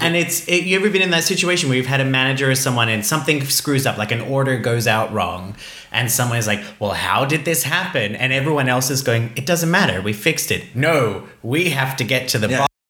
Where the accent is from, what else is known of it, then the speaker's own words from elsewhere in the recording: Iceland; moved away; I am Icelandic.